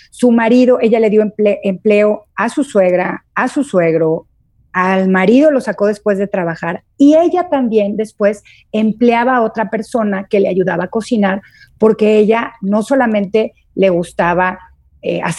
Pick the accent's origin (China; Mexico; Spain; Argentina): Mexico; Guadalajara, Jalisco; also born or lived in Durango / Torreón; now in Puebla, Mexico; Mole de panza aquí en Puebla, yo como vengo de Guadalajara y de, Durango y de Torreón, no sabía lo que era, pero no es otra cosa más que menudo.